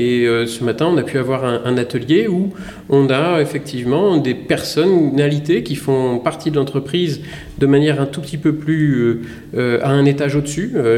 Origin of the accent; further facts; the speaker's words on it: Lorraine, Grand Est, France; moved away as an adult; also born or lived in Grenoble; je viens de Lorraine